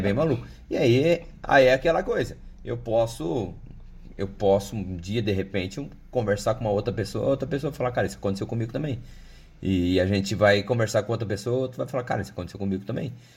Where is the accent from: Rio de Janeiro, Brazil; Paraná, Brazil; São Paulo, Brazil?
Paraná, Brazil; Cascavel; eu sou aqui de Cascavel